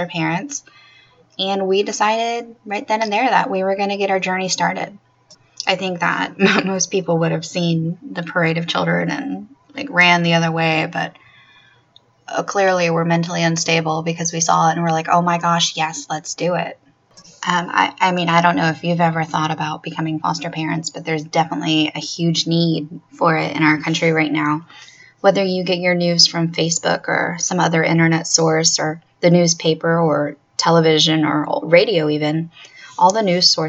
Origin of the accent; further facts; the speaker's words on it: Florida, United States; my home state of Florida